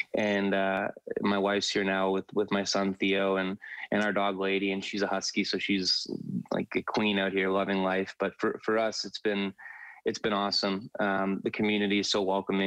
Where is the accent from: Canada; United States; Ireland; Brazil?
Canada; Toronto, Ontario; I grew up in Toronto, obviously a very big hockey city